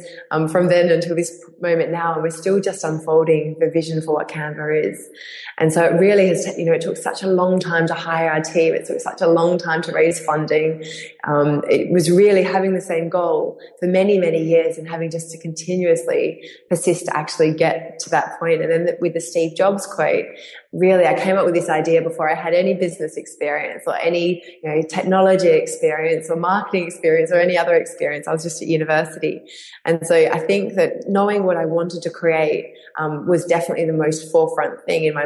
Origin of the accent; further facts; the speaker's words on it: Perth, Western Australia, Australia; my hometown in Perth